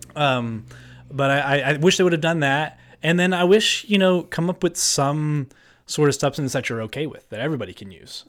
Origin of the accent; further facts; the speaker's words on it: New Jersey, United States; now in Pennsylvania, United States; Born and raised in New Jersey, uh, an hour outside the city.